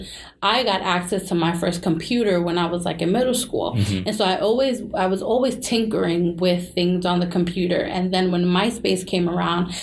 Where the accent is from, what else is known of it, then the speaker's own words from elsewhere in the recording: New York City, New York, United States; we're from New York City.